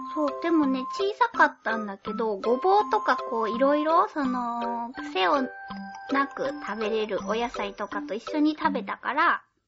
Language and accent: Japanese; Fukuoka, Japan; accent: Fukuoka dialect mixed with Oita dialect; now in Tokyo, Japan; 天然の福岡弁じゃなかった。